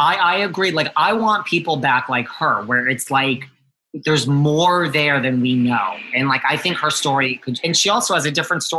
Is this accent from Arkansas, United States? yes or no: no; New York City, New York, United States; I'm from New York City.